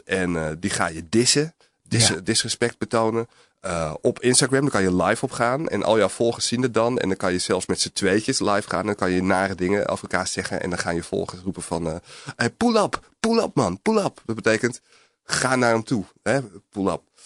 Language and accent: Dutch; Alkmaar, North Holland, Netherlands; also born or lived in Amsterdam; ik ben geboren in Amsterdam, maar ik groeide vanaf mijn vijfde tot mijn achttiende op, op in een arbeiderswijk eigenlijk in de buurt van Alkmaar